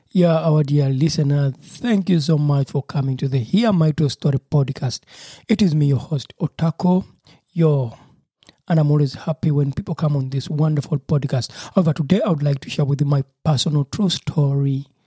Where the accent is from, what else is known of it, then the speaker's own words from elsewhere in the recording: Uganda; moved away as an adult; now in Germany; where I grew up from in Uganda, Africa